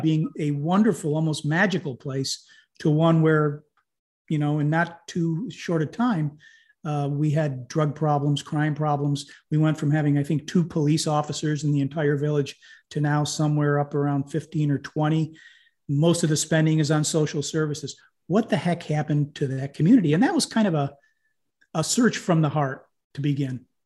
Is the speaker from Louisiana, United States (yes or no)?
no; Lyons, New York, United States; I actually grew up in a very, very small village in upstate New York, um, named Lyons